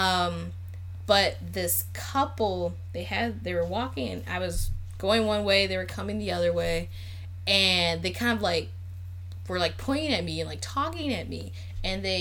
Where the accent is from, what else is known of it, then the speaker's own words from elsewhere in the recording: United States; I'm American